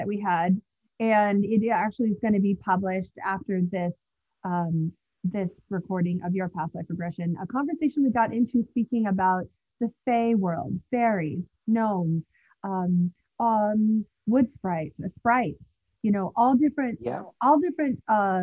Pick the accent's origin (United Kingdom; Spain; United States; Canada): United States; also born or lived in Los Angeles, California; now in Manhattan / New Jersey, United States; I'm from the States, and lived in LA for some time, and now I'm on the East Coast in Manhattan and New Jersey area as well